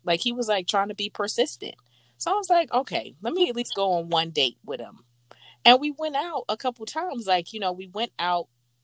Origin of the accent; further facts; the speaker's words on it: Philadelphia, Pennsylvania, United States; accent: Philadelphia; my Philadelphia accent comes out from time to time